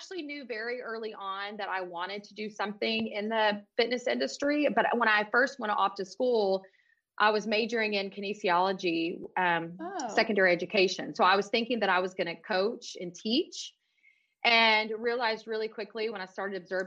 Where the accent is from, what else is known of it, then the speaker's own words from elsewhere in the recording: Houston, Texas, United States; now in Dallas, United States; I'm from Houston originally. I moved back to Houston